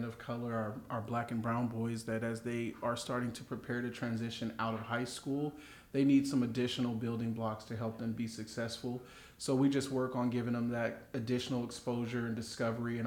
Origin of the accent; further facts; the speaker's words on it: Indio, California, United States; I was born and raised in Indio